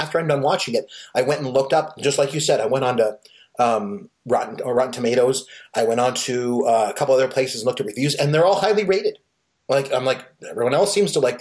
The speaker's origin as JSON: {"language": "English", "country": "Canada", "said": "I am Canadian."}